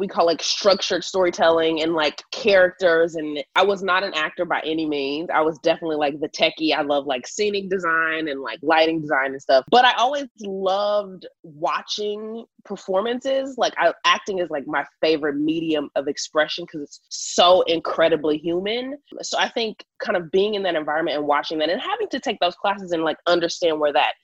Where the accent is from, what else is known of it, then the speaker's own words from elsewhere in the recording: Houston, Texas, United States; now in Los Angeles, United States; born and raised in Houston, Texas, and now I live in Los Angeles